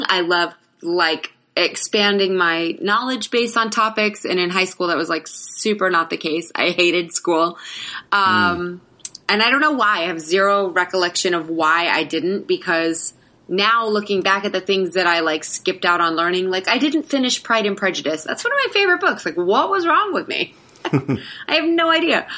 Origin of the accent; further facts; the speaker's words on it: Florida, United States; also born or lived in Atlanta, Georgia / Bethlehem, Georgia / Live Oak, Florida; we moved to Florida. And my dad got appointed at a church, like a small church in Live Oak, very, very tiny country town. And he was a pastor until I was in the third grade. So we lived in like these little country church towns for till third grade.